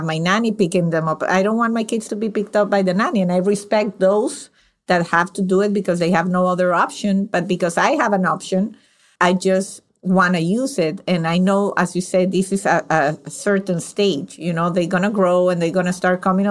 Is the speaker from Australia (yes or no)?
no; Venezuela; now in United States; I'm from Venezuela